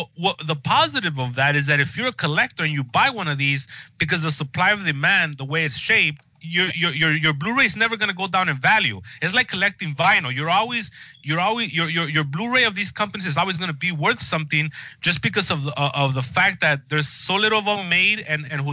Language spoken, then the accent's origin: English; Los Angeles, California, United States; I grew up here in Los Angeles going to like these movie palaces